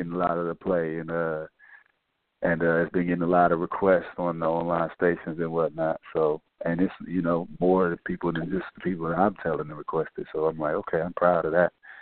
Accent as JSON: {"language": "English", "town": "Houston", "region": "Texas", "country": "United States", "tie": "born or raised there", "said": "I'm from Houston, Texas, born"}